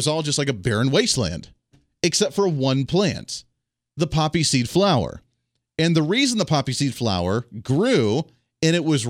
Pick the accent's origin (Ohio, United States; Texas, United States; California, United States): Ohio, United States; also born or lived in Colorado; Now, I grew up in Ohio originally. Then I grew up in Colorado and kind of bounced back and forth between the two.